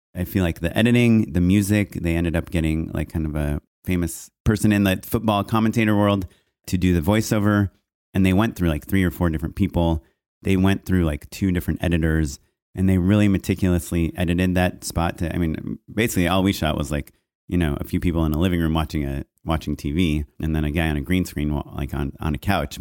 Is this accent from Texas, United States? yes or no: no; Orange County, California, United States; I grew up in Orange County